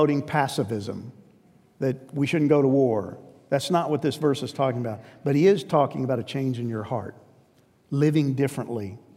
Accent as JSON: {"language": "English", "region": "New York", "country": "United States", "tie": "born or raised there", "said": "I grew up in New York, and New York is not a friendly place. I was a transplant, but I was transplanted at 4."}